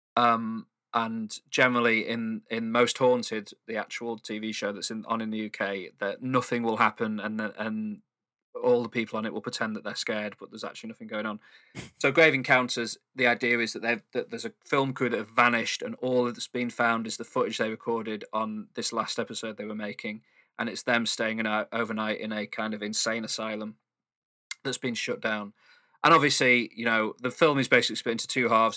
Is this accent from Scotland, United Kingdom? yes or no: no; Manchester, North West England, United Kingdom; I'm from Manchester